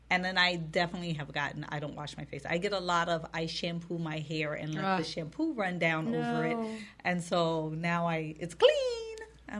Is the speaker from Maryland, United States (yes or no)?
no; Wisconsin, United States; also born or lived in Minnesota; because I'm from Wisconsin and Minnesota